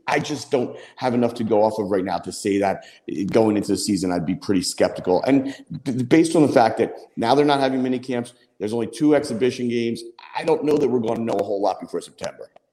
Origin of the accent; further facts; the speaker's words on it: Philadelphia, Pennsylvania, United States; I'm a Philadelphian.